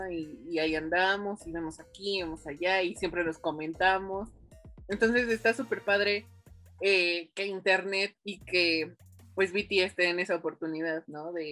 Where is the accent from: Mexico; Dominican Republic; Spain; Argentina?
Dominican Republic; de República Dominicana.